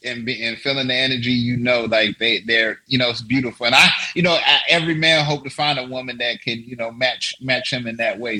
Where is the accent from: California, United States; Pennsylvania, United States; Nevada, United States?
Nevada, United States; Las Vegas; also born or lived in Paris; I'm from Las Vegas, uh, Nevada